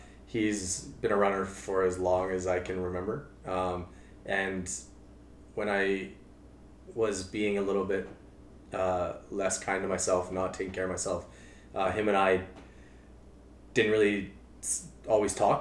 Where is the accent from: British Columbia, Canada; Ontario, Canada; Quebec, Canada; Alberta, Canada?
Alberta, Canada; Calgary; moved away as an adult; now in Edmonton, Canada; I grew up in Calgary